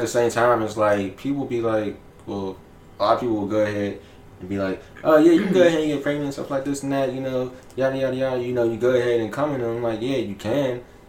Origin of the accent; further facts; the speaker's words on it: Pittsburgh, Pennsylvania, United States; Well, I ain't from here, so I'm from Pittsburgh.